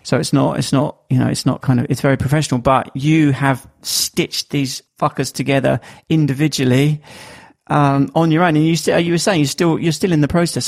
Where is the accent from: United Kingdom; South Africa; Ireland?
United Kingdom; accent: Estuary English; you have to listen to my estuary English, as they call it, um, my my accent.